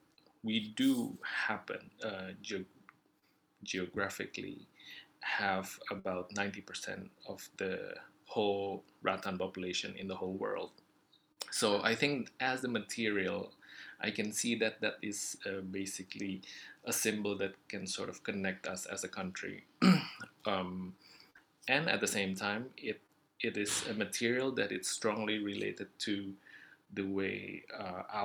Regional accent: Indonesia; I come from Indonesia

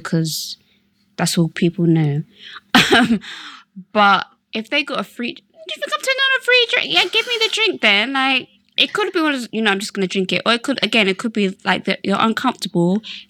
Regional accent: Slough, South East England, United Kingdom; I can't be bothered to explain where Slough is. So if you think I'm from London, I'm from London.

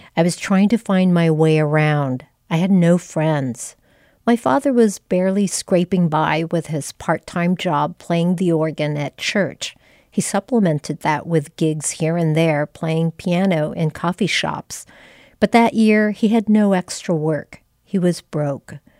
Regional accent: Philippines; moved away; also born or lived in Taiwan; I was born in Taiwan, but my sister and I moved to the Philippines when we were little, so a lot of our Christmas memories were formed there

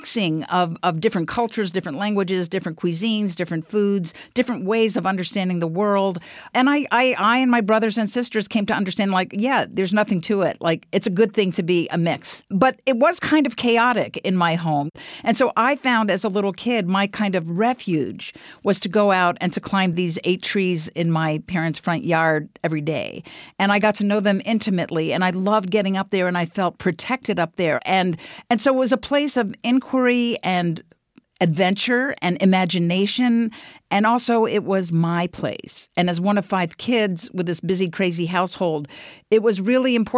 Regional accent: Bethesda, Maryland, United States; I grew up in Bethesda, Maryland. It's a suburb of Washington, D.C.

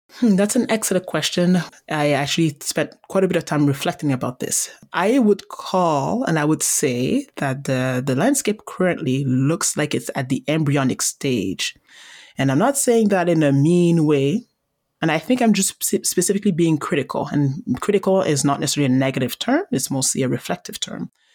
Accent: Montreal, Quebec, Canada; I was born and raised in Montreal

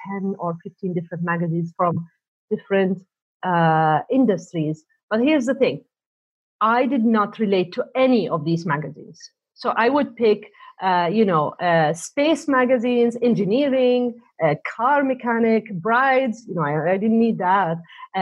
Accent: Canada; also born or lived in Saudi Arabia / Montreal; now in Toronto, Canada; I was born in Saudi Arabia, and then I moved to Canada back home

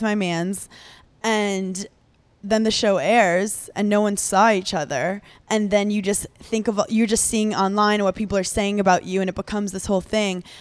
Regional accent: New York City, New York, United States; I grew up in New York City, so I grew up in Brooklyn where you don't know your neighbors

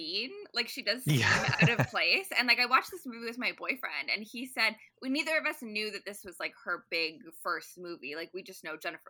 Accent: Ottawa, Ontario, Canada

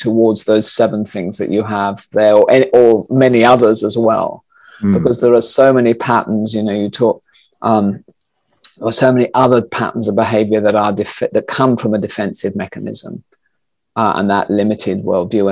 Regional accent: Australia; I grew up in Australia

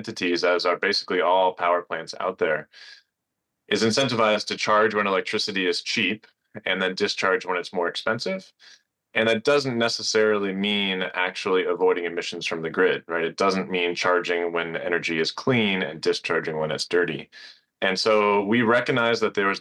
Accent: Northeast, United States; I grew up in the Northeast, fortunate to spend a lot of my childhood outdoors, hiking in the White Mountains

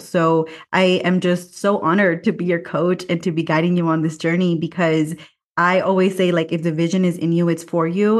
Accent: Watsonville, California, United States; now in Mexico City, Mexico; my hometown, Watsonville, California

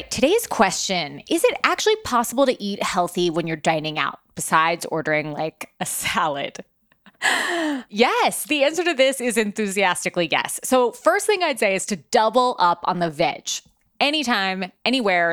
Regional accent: New York, United States; here in my hometown of New York

